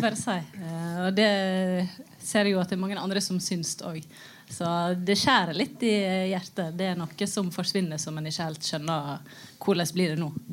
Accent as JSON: {"language": "Norwegian", "town": "Førde", "region": "Vestland", "country": "Norway", "said": "Jeg er fra Førde, som er en by."}